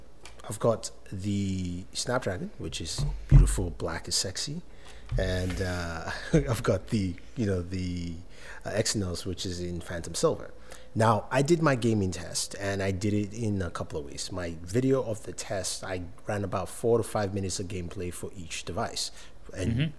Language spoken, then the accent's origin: English; Nigeria; As a Nigerian